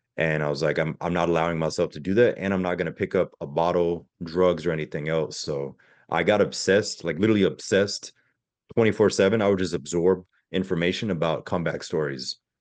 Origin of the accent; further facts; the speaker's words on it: Pensacola, Florida, United States; also born or lived in Germany; I grew up in Pensacola, Florida